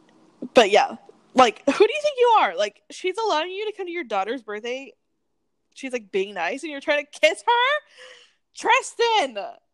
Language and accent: English; Wyoming, United States; I'm literally from Wyoming. I was born in Wyoming. I spent every single summer in Wyoming.